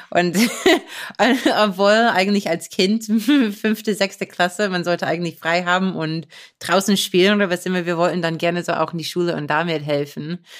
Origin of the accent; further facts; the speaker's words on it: Beaver Run, Pennsylvania, United States; German is a second language; in Beaver Run, wo ich aufgewachsen bin